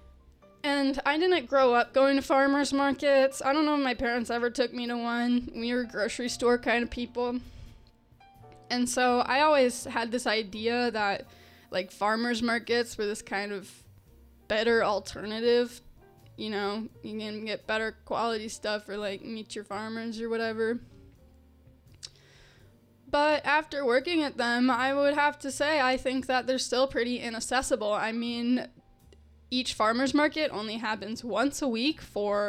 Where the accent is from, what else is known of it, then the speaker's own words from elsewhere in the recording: Arizona, United States; now in Chicago, United States; I'm from Arizona